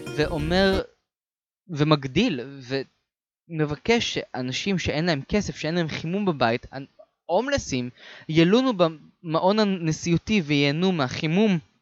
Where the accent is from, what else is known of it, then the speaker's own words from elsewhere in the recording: Israel; אנחנו מישראל